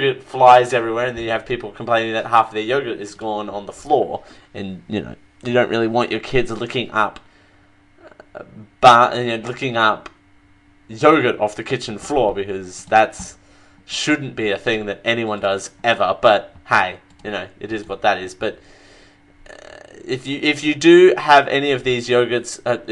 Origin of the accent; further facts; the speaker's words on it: Australia; I'm from Australia. I'm an Aussie